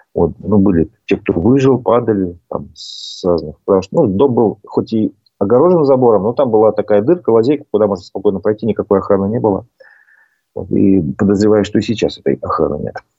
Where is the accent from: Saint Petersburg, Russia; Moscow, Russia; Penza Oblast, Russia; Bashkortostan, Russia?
Bashkortostan, Russia